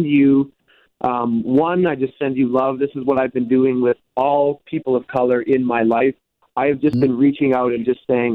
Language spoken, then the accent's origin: English; Canada; I'm a white male from Canada. I grew up in rural Canada